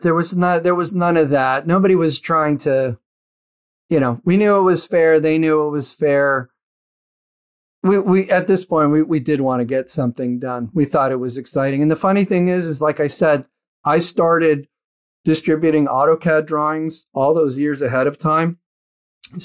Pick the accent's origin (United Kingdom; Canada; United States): Canada; And at that point, as a Canadian, you kind of understand this